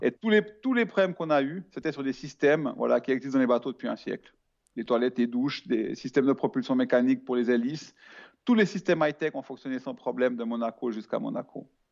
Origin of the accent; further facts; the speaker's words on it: Switzerland; je suis suisse